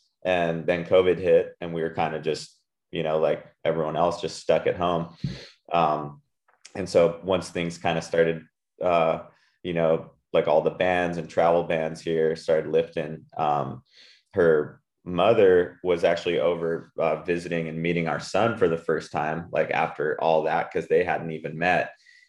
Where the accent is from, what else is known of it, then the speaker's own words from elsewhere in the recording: Puerto Rico; Like I grew up in Puerto Rico and my wife's Australian and we were living in California for the last 5 years.